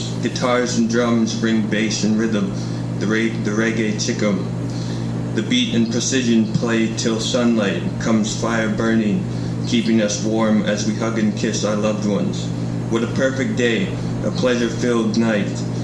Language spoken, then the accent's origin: English; Toronto, Ontario, Canada; moved away as an adult; now in Kingston, Canada; I'm from Toronto, so I'm new to Kingston.